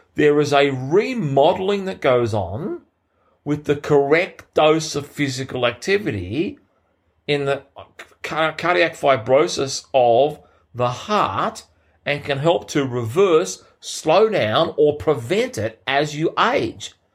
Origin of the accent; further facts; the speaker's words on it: Sydney, New South Wales, Australia; in Sydney, my hometown